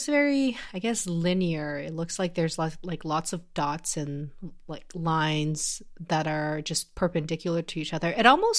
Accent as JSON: {"language": "English", "country": "China", "tie": "born or raised there", "said": "I had to actually learn Chinese calligraphy when I was growing up in China."}